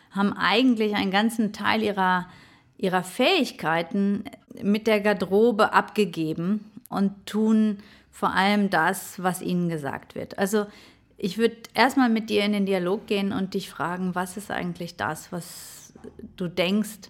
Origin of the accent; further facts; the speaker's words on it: North Rhine-Westphalia, Germany; Der erste ist vielleicht, ich komme aus dem Ruhrgebiet und ähm, im Ruhrgebiet äh, wird man sehr hands-on sozialisiert.